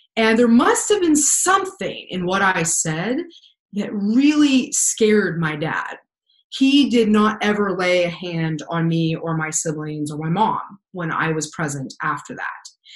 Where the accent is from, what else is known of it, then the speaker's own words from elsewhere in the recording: Pennsylvania, United States; also born or lived in Wyoming; we moved from Wyoming to Pennsylvania, and that's where I grew up for the majority of my childhood